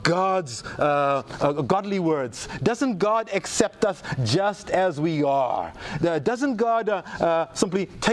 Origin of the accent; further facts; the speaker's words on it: South Africa; now in United States; it's my home country